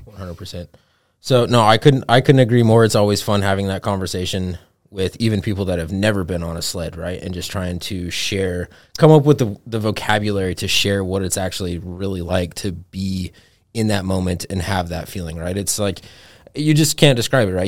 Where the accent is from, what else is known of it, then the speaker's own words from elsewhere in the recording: Montana, United States; growing up in Montana